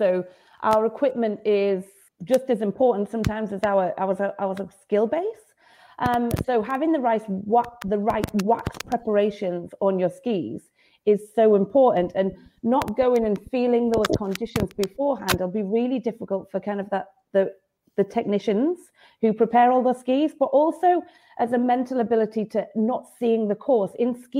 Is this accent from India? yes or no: no; United Kingdom; that's always something as a British athlete